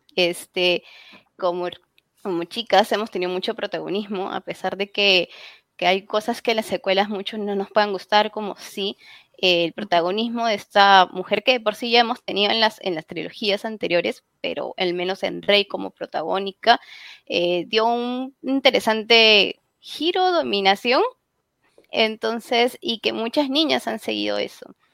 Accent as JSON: {"language": "Spanish", "country": "Peru", "said": "en mi país, al menos en Perú, yo soy peruana"}